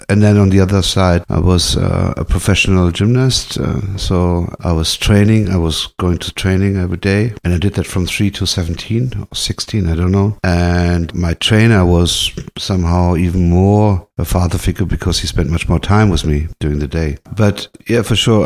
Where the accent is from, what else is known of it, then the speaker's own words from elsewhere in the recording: Hanau, Hesse, Germany; now in Berlin, Germany; German born. I grew up in Hanau, a small town next to Frankfurt.